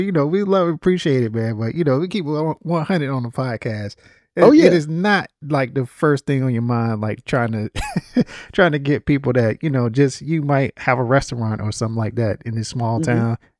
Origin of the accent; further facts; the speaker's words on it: Littleton, North Carolina, United States; I'm from Littleton, North Carolina. Mm-hmm. And so I think about what the people are like in small town, rural South.